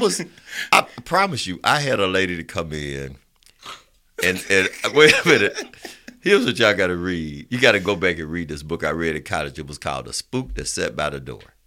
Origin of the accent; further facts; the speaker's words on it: Roosevelt City, Alabama, United States; I'm from Roosevelt City.